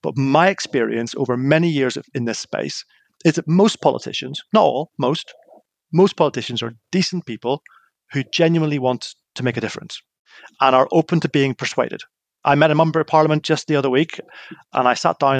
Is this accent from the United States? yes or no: no; Northern Ireland, United Kingdom; I grew up in Northern Ireland in the middle of what was known as the Troubles